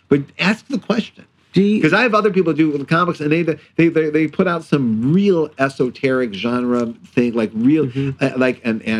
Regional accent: Cleveland Heights, Ohio, United States; I grew up in Cleveland Heights, Ohio

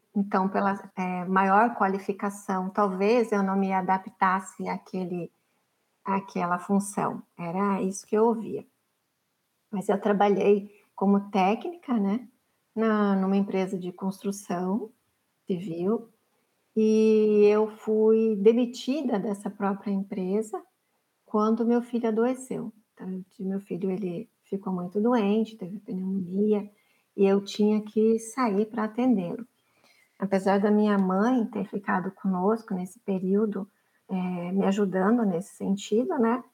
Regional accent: Araucária, Paraná, Brazil; moved away as an adult; also born or lived in Dourados / Curitiba; now in Florianópolis, Brazil; eu nasci, como você falou, no município de Araucária, especificamente no hospital de Araucária

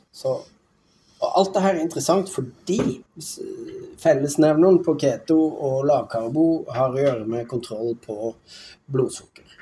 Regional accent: Tromsø, Troms, Norway; jeg vokste opp i Tromsø

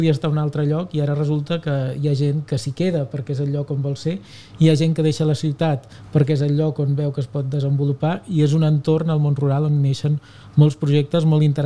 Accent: Abrera, Catalonia, Spain; O sigui, jo soc mm, net, bueno, o, o net, net, fill eh, i germà de pagesos. Eh? Uh, som d'Abrera.

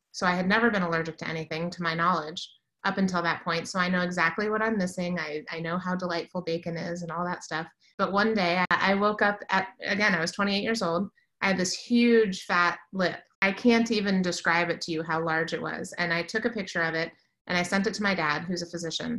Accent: Washington, District of Columbia, United States; I grew up in the Washington, D.C. area

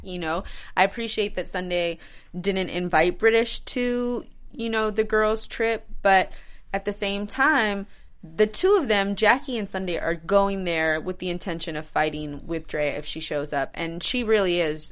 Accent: New York, United States; moved away; New York. That's my home state.

